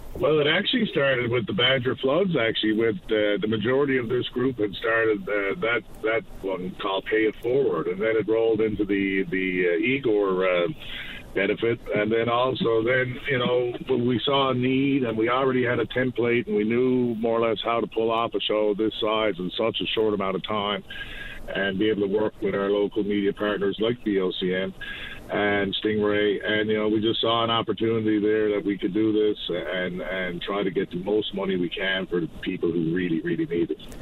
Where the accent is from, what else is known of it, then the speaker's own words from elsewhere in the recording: Newfoundland and Labrador, Canada; I am to be from Newfoundland, Labrador